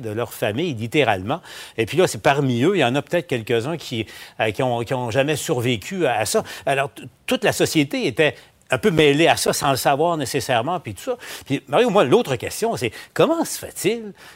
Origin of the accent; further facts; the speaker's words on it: Abitibi, Quebec, Canada; je viens de l'Abitibi